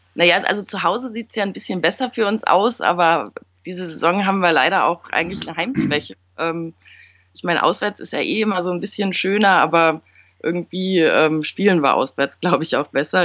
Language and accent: German; Düsseldorf, North Rhine-Westphalia, Germany; Ich bin in Düsseldorf geboren und aufgewachsen